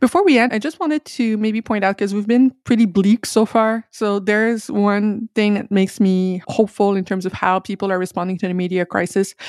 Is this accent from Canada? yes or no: yes; Quebec, Canada; I'm from Quebec